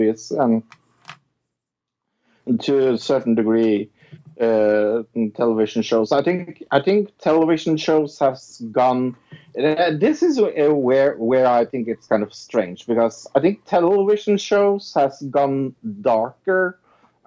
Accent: Norway; I am from Norway

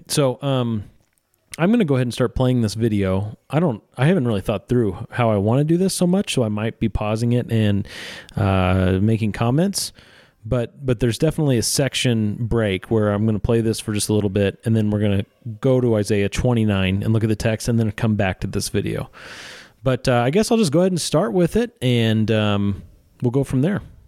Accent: Missouri, United States; I'm from Missouri.

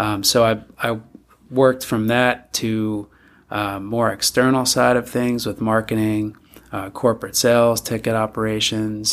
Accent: north shore of Long Island, New York, United States; moved away as an adult; also born or lived in Villanova, Pennsylvania / Philadelphia, Pennsylvania; now in Eugene, Oregon, United States; grew up there

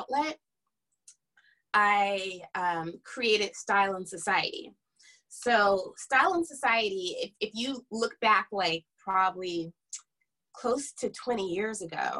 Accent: Fairfield, California, United States; moved away as an adult; also born or lived in Sacramento, California; now in Los Angeles, United States; I am originally from Northern California, right outside of Napa Valley. A small town called Fairfield

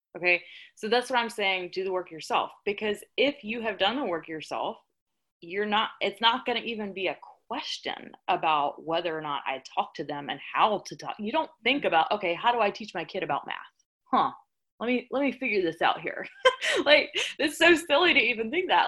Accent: the South, United States; I'm from the South

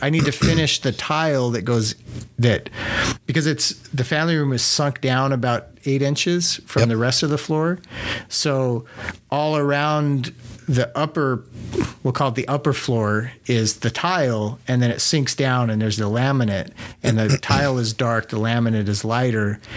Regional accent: New Mexico, United States; also born or lived in Ruidoso, New Mexico; growing up in New Mexico, my dad had a little shed on the side of the house

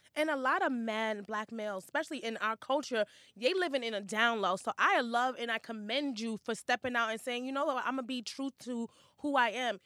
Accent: New York, United States; I'm from Hell's Kitchen

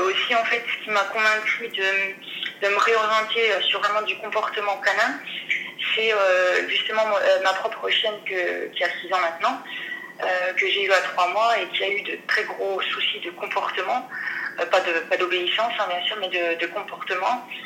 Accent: Dijon, Bourgogne-Franche-Comté, France; Alors, bah, je viens de Dijon.

